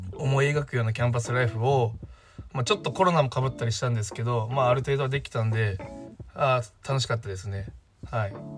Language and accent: Japanese; Fukuoka, Japan; 自分の出身は福岡で福岡の大学に通っていました